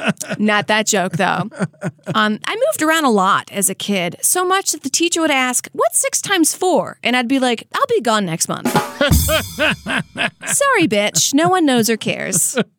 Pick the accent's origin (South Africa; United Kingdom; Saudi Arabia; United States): Saudi Arabia; born there; Well, I was born in Saudi Arabia, but my family is from Louisiana